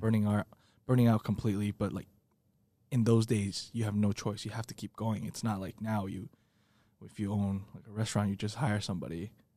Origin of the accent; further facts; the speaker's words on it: Taiwan; moved away as an adult; now in United States; growing up in Taiwan